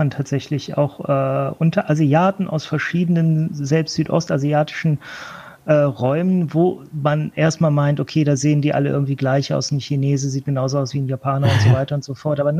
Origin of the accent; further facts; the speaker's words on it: Northern Germany, Germany; ich komme aus Norddeutschland